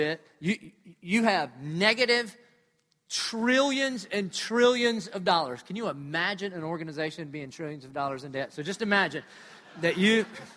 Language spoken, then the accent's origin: English; Dillon, United States; I'm from Dillon